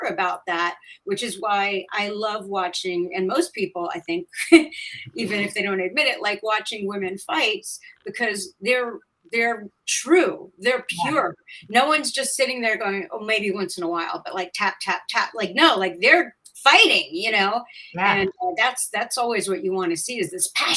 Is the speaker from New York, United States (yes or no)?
yes; Yonkers, New York, United States; we grew up in Yonkers, New York